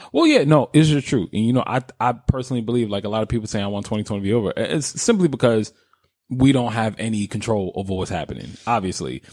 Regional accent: New York, United States; now in Philadelphia, United States

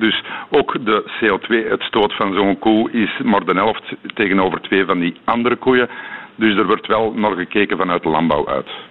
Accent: Belgium; als Belg

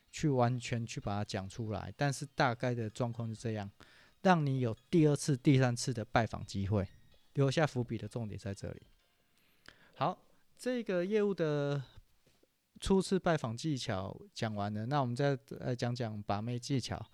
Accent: Taichung, Taiwan; 因为我是中部人

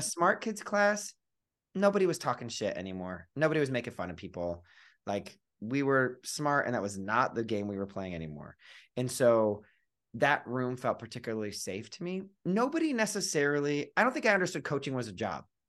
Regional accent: Cleveland, Ohio, United States; I grew up in Cleveland, Ohio

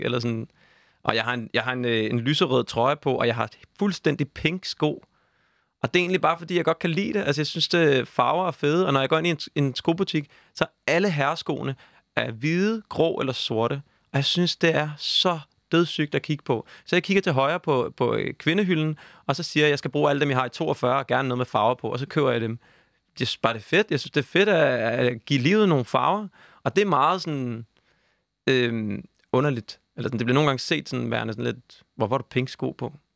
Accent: Copenhagen, Capital Region of Denmark, Denmark; jeg er 29 år, jeg er fra København

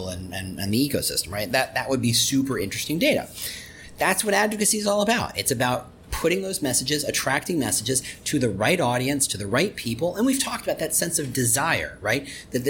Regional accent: Chicago, Illinois, United States; I'm from Chicago

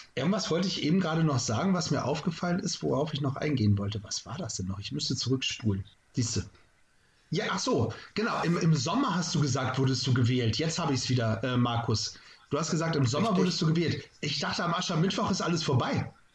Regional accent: Lunestedt, Lower Saxony, Germany; als Jugendlicher haben wir immer den Lumpenball gehabt bei uns in Lunestedt

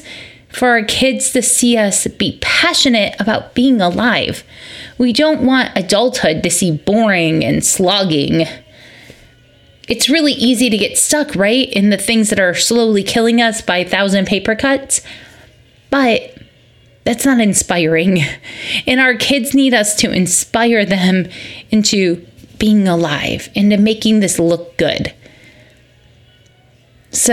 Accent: Michigan, United States; moved away; also born or lived in Georgia; I recognize from growing up in Michigan

